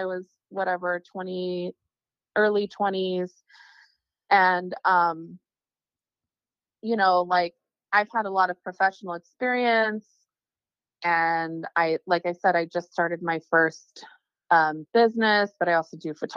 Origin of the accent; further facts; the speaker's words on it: California, United States; moved away; I'm from California